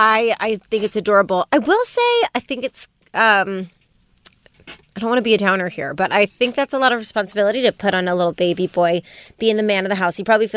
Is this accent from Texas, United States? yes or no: no; Las Vegas, Nevada, United States; It's coming out of my hometown